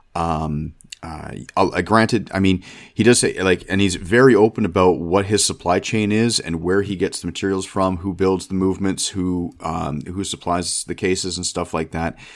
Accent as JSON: {"language": "English", "country": "Canada", "said": "being Canadian"}